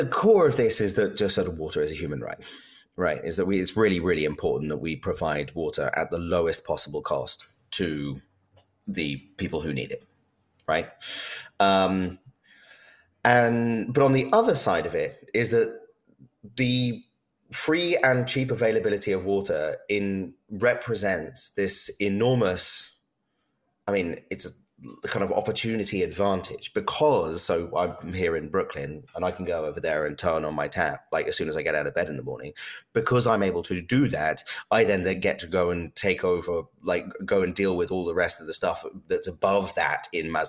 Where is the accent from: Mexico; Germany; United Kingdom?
United Kingdom; I'm British